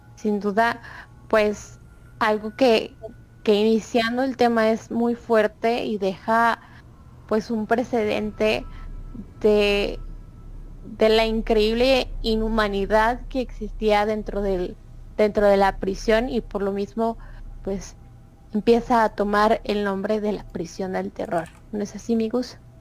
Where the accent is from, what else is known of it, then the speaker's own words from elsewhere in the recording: Mexico; nosotros como mexicanos, mexicanos